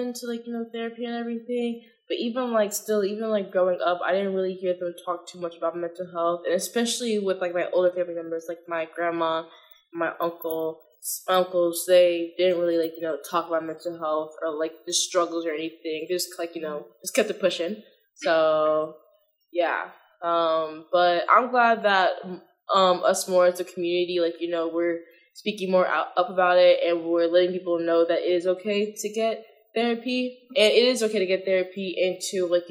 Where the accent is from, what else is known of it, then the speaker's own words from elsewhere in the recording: Florida, United States; moved away; I'm from Florida